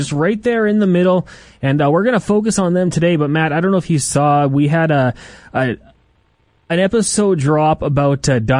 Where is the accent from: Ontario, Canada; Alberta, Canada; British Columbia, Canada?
Alberta, Canada; Edmonton; We're both born and raised in Edmonton.